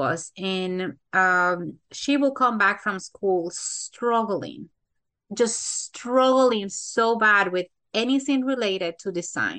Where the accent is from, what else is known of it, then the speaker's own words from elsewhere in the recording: Santo Domingo, Dominican Republic; now in United States; I was born in the Dominican Republic, Santo Domingo specifically. I was born and raised there